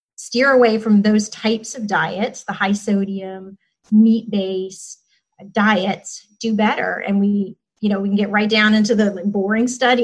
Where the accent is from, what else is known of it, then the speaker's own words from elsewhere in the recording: Alabama, United States; I'm from Alabama